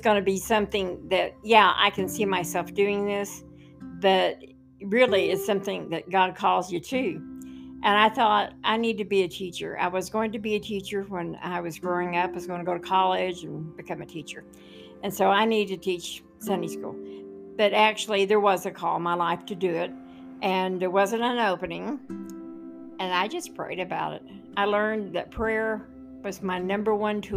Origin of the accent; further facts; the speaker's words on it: Oklahoma City, Oklahoma, United States; I was growing up in South Oklahoma City, and my parents never went to church